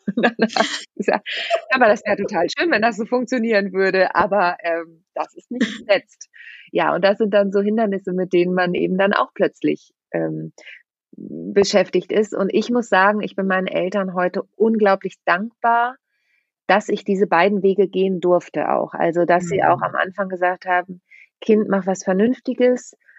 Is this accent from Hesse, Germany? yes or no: no; Lüneburg Heath, Braunschweig area, Lower Saxony, Germany; moved away as an adult; also born or lived in Mannheim; now in Hamburg, Germany; ich bin ja auf dem Dorf groß geworden, äh, in der Lüneburger Südheide bin ich aufgewachsen